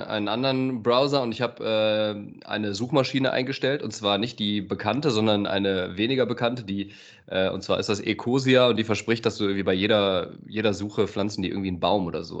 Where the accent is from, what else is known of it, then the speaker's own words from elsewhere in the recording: Aachen, North Rhine-Westphalia, Germany; als Aachener, ne, als Öscher